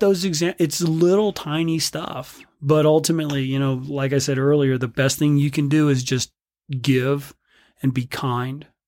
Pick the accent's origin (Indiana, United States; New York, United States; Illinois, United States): Indiana, United States; South Bend; now in Bend, United States; growing up in South Bend, Indiana